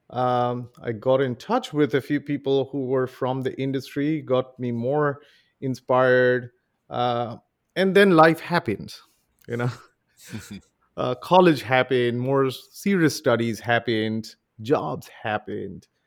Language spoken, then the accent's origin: English; Mumbai, Maharashtra, India; when I I was raised in Mumbai, uh, in India. Mumbai is the capital of the Hindi movie industry. So we all grew up, and and Bollywood is is one of the lifelines of how India works.